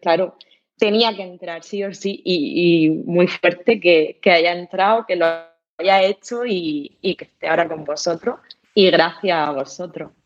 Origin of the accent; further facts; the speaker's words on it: Murcia, Region of Murcia, Spain; yo soy de Murcia, trabajo en Murcia